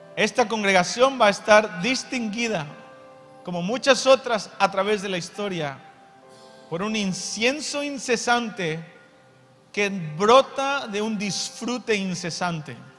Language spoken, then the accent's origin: Spanish; Mexico; Soy mexicano